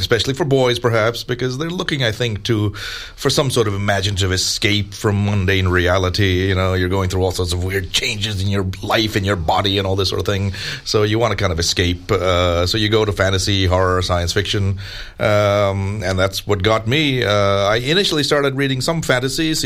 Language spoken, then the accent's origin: English; India; moved away; back to my home country of India